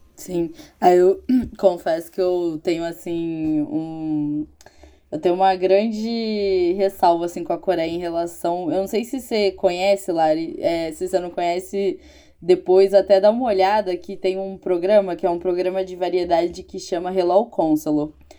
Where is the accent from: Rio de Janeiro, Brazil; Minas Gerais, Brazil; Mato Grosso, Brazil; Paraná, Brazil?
Rio de Janeiro, Brazil; eu sou carioca